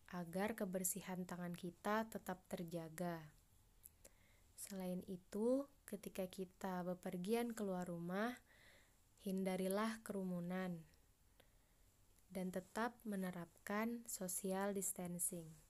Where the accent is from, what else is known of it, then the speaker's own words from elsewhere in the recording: Banjarbaru, South Kalimantan, Indonesia; Asalku dari Banjarbaru. Aku dari kelompok 2.